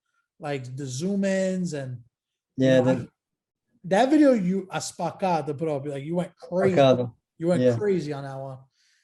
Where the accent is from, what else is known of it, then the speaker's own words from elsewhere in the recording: United States; being an American